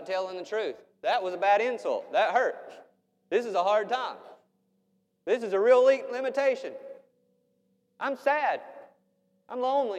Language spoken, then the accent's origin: English; United States; We're American Christians